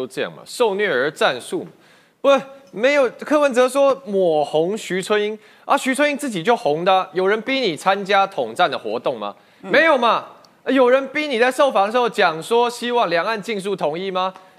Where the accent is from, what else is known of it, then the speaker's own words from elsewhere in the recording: United States; born there; 我自己过去我在美国出生，我有美国国籍，我也放弃啊。